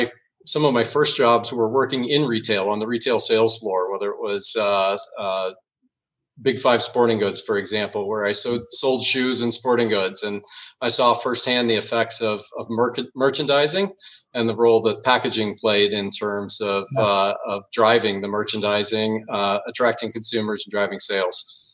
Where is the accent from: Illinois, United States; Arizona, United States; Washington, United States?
Arizona, United States; Phoenix; moved away as an adult; now in Budapest, Hungary; Well, that's a tough question to answer, but the core of it would be Phoenix, Arizona, and aroun